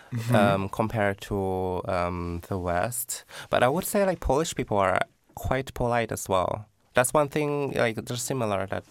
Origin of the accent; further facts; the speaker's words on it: Pattaya, Chonburi, Thailand; moved away as an adult; now in Poland; I came from Pattaya